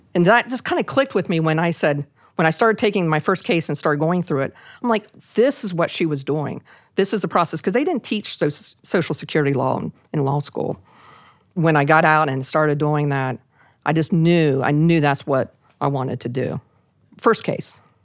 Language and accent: English; Parkersburg, West Virginia, United States; in my hometown of, a little town of Parkersburg, West Virginia.